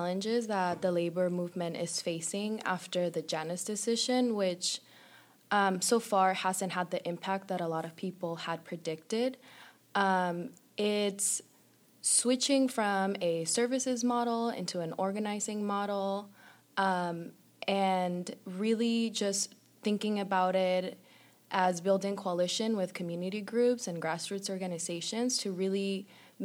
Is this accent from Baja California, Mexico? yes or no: yes; Tijuana, Baja California, Mexico; I'm originally from Tijuana, Mexico.